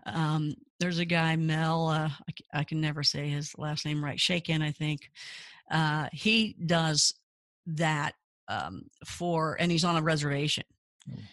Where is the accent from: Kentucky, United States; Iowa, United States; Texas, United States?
Kentucky, United States; I grew up in Kentucky